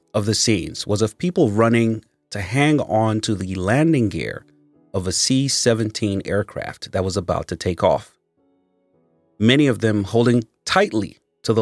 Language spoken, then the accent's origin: English; Nigeria; now in United States; As a Nigerian that relocated to the U.S. myself